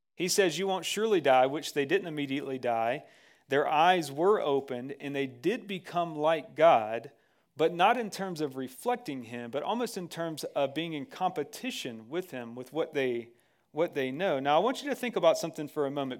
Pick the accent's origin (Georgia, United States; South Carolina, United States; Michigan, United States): Georgia, United States; moved away; also born or lived in Texas; I'm from Georgia